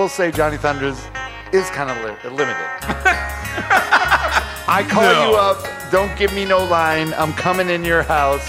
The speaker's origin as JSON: {"language": "English", "region": "New York", "country": "United States", "said": "I'm from New York."}